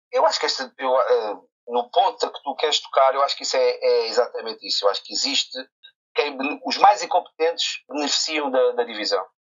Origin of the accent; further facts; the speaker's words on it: Barreiro, Lisbon, Portugal; Sou do Barreiro, que é uma cidade que respira desporto